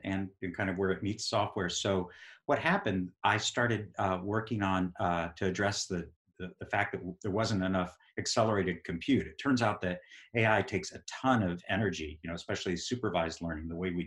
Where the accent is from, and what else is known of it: Texas, United States; born or raised there; moved away as an adult; also born or lived in New York / Massachusetts; now in Burlington, Vermont, United States